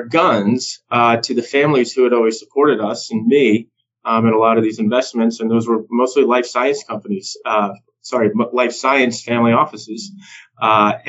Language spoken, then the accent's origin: English; New York, United States; moved away as an adult; now in Las Vegas, United States; I'm born and raised in New York. I've lived in New York City up until recently.